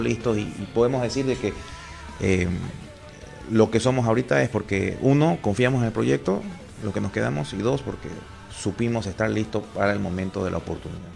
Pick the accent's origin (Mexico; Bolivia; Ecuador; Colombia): Bolivia; Soy boliviano